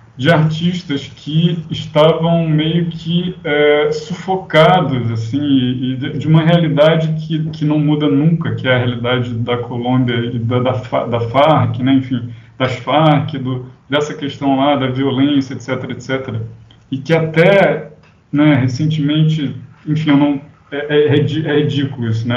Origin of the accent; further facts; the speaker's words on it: Rio de Janeiro, Brazil; Eu sou aqui do Rio